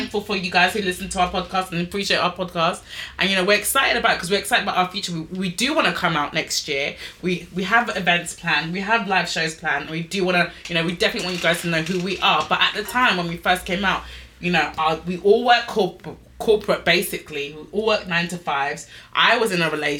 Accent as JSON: {"language": "English", "region": "England", "country": "United Kingdom", "said": "we're English."}